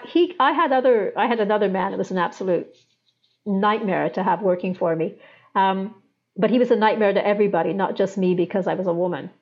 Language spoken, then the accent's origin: English; England, United Kingdom; where I grew up in England